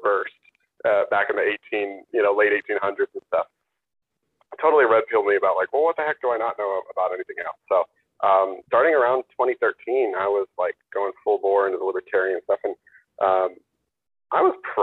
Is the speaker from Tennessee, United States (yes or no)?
no; Pennsylvania, United States; moved away as an adult; now in Connecticut, United States; I'm originally from Pennsylvania, but I moved to Connecticut in 2012